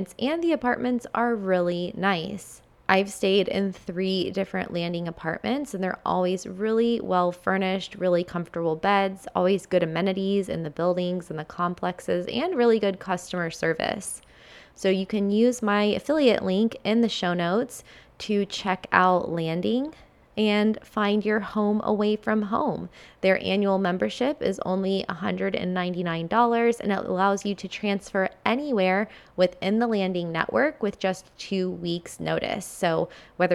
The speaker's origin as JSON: {"language": "English", "country": "United States", "moved": "yes", "said": "an American living in Japan"}